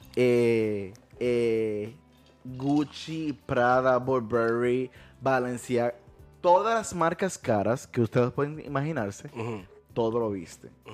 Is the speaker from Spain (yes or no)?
no; Dominican Republic; en mi país, la República Dominicana